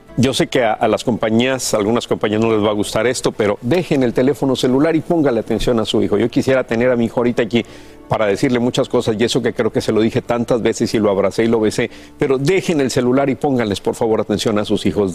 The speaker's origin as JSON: {"language": "Spanish", "country": "Mexico", "tie": "born or raised there", "said": "nosotros crecimos en México, nacimos y crecimos en México"}